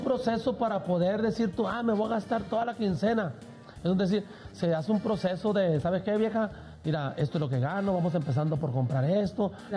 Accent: Culiacán, Sinaloa, Mexico; Yo soy sinaloense, yo soy de Culiacán, Sinaloa

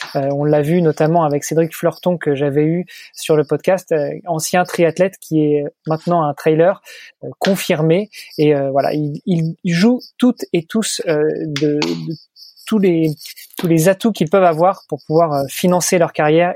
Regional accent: Rouen, Normandy, France; moved away as an adult; also born or lived in Paris, France / Milan, Italy; now in Luxembourg; Je suis né et, j'ai grandi en Normandie, et puis donc à Rouen

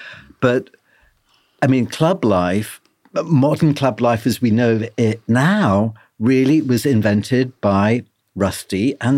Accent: London, United Kingdom; You know, we were growing up in London, and it was such an alien world, and suddenly there was like-minded people.

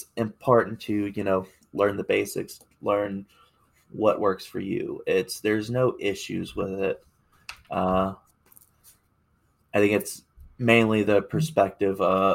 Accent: Appalachia, United States; I'm Appalachian raised. Most of my family, as far as stateside, comes from the Appalachian

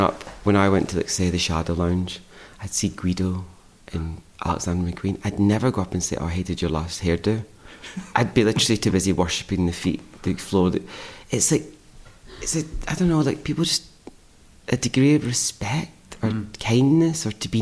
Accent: Scotland, United Kingdom; moved away; growing up in Scotland

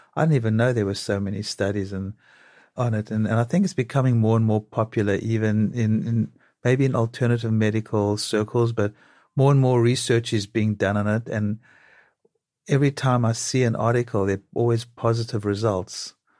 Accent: South Africa; now in New York, United States; growing up in South Africa

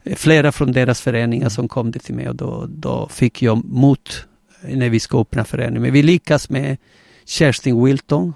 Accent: Gran Canaria, Canary Islands, Spain; Swedish is a second language; now in Sweden; jag är spanjor, eh, född på Gran Canaria eh, på 60-talet

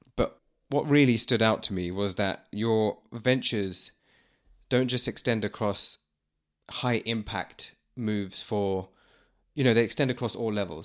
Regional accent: London, United Kingdom; people like me that I know that were born here

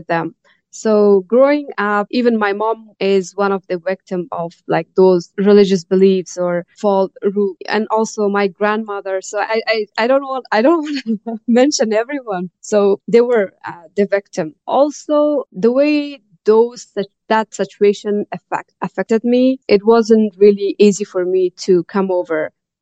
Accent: Afghanistan; moved away as an adult; also born or lived in Tajikistan; now in Canada; when I was a kid or growing up in Afghanistan

